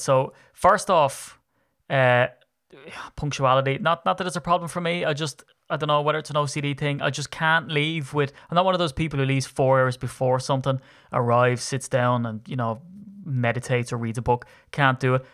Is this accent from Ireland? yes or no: yes; Ireland; I'm Irish